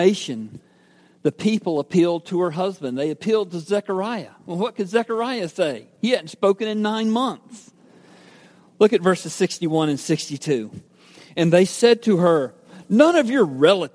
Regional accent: Georgia, United States; I was born and raised in Georgia

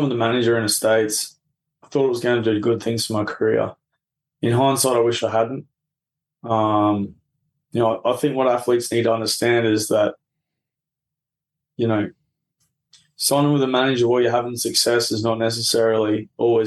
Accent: Albury, New South Wales, Australia; I grew up down there in Albury, you know, New South Wales

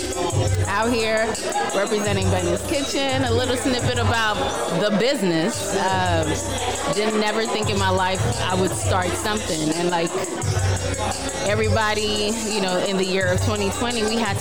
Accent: Kenya; moved away; Let me bring my accent. I'm from Kenya.

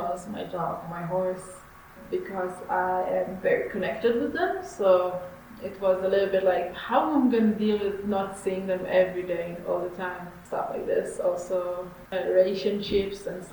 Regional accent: Israel; I'm from Israel

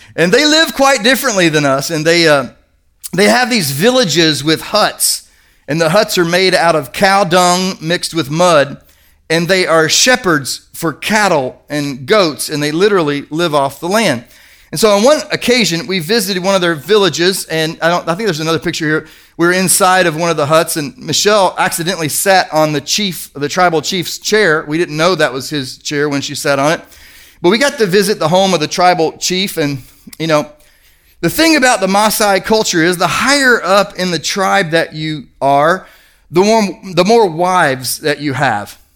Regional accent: Kentucky, United States; I'm from Kentucky

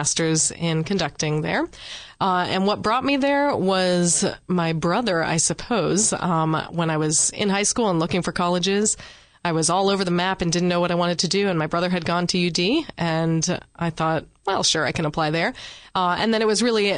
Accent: Northern Virginia, United States; moved away as an adult; now in Delaware, United States; we're from the Northern Virginia, D.C. suburbs

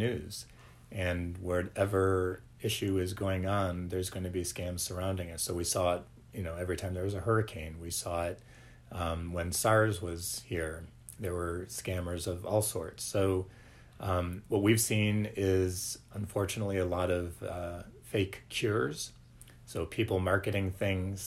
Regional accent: Cleveland, Ohio, United States; moved away as an adult; also born or lived in Washington, D.C. area / Bethesda, Maryland; I grew up in Cleveland and then lived in a couple of other places, mainly in the D.C. area after school

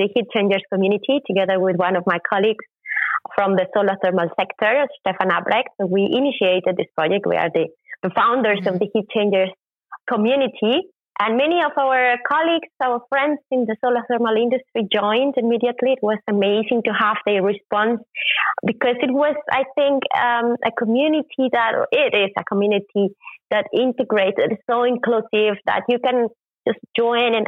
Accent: Mexico; moved away as an adult; now in Germany; I was born in Mexico, but I've been living in Germany since 2004, so it's almost 19 years living on this side of the ocean.

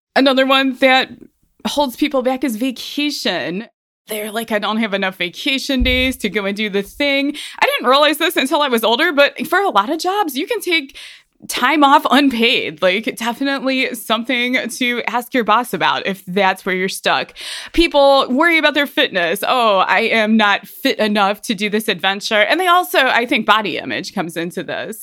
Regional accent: Ohio, United States; moved away as an adult; now in Colorado, United States; I'm from Ohio

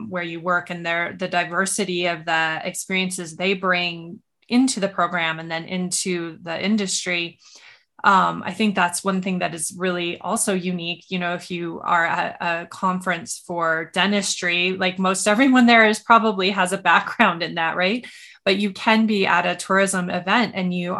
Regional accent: Montana, United States; I grew up in Montana

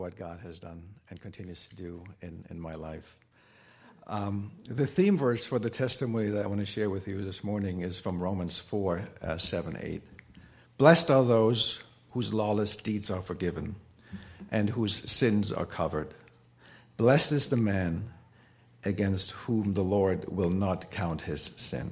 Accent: Germany; growing up in Germany, there are lots of cathedrals

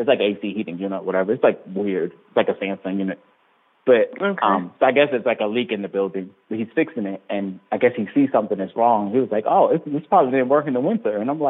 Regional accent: Virginia, United States; So I was telling him I was from Virginia

